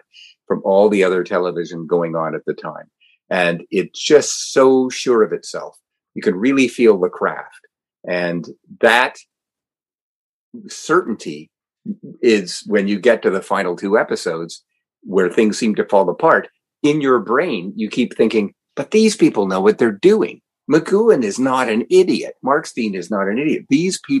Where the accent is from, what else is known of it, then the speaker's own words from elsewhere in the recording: Canada; I'm a Canadian